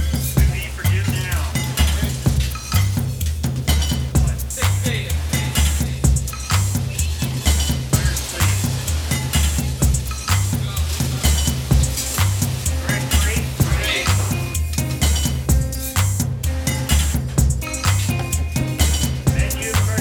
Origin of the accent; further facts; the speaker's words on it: Boise, Idaho, United States; moved away as an adult; Boise has a special place in my heart because it's where I'm from